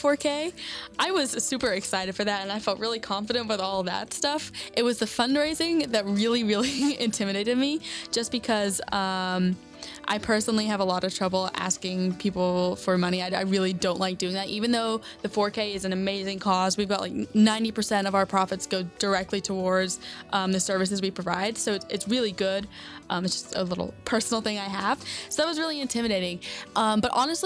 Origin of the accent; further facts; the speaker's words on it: Lexington, Kentucky, United States; moved away as an adult; now in Columbia, United States; I'm from Lexington, Kentucky